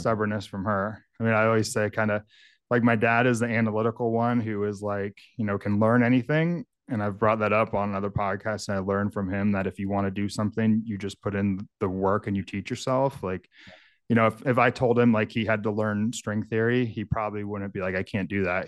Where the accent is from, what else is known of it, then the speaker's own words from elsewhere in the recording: Northern California, United States; now in Michigan, United States; I grew up in, in a area of Northern California. It's very rural, very remote.